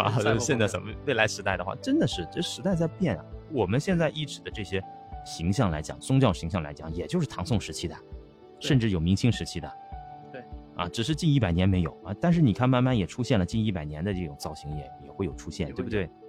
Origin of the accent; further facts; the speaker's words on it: China; 其实我们中国人过去也就这样，他们就是我们，我们就是他们，没有区别。